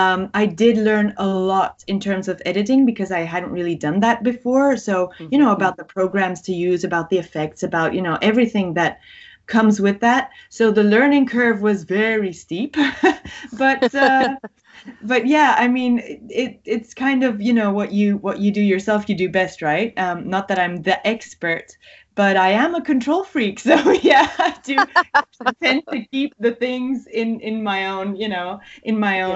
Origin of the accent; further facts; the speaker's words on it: Greece; English is a second language; also born or lived in Belgium; Actually, I didn't grow up in Belgium. That's the interesting thing. I moved to Greece with my parents because they went there for work, and I went to a British embassy school.